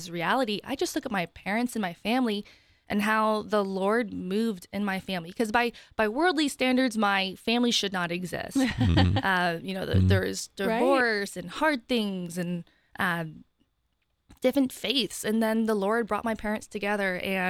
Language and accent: English; Ohio, United States; now in Columbus, United States; I grew up in Northeast Ohio, and I moved here 5.5 years ago for my job that I'm still at Center for Christian Virtue.